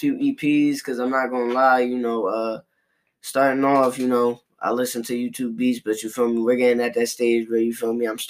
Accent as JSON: {"language": "English", "town": "Long Branch", "region": "New Jersey", "country": "United States", "tie": "born or raised there", "also_born_or_lived": "AP", "said": "I'm from AP, you know what I'm saying? But I also grew up in Long Branch too, you feel me?"}